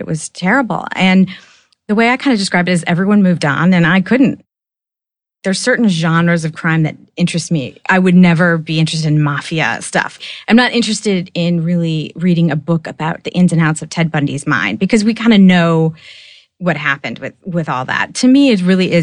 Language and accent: English; Oak Park, Illinois, United States; I grew up in Oak Park, Illinois, which is outside Chicago.